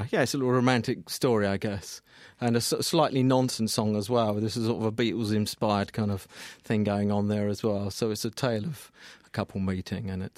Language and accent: English; Colchester, East of England, United Kingdom; my hometown in Colchester